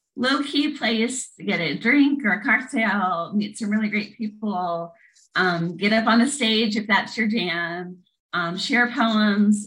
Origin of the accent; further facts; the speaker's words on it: Lincoln, Nebraska, United States; moved away as an adult; also born or lived in St. Joseph, Missouri / Knoxville, Tennessee / Kansas; now in Tennessee, United States; So I was born in St. Joseph, Missouri. I grew up in Lincoln, Nebraska from age six to 19.